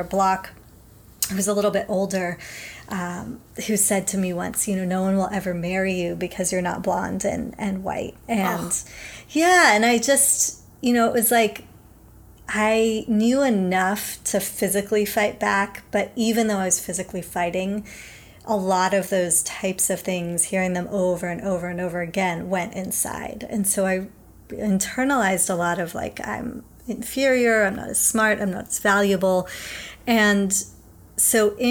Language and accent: English; Los Angeles, California, United States; also born or lived in England; I grew up in Los Angeles.